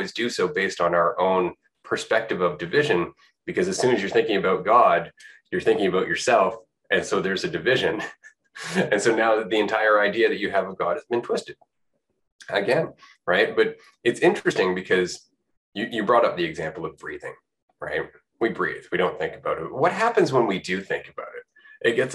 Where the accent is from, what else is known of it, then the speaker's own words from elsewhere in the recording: Canada; I'm from Canada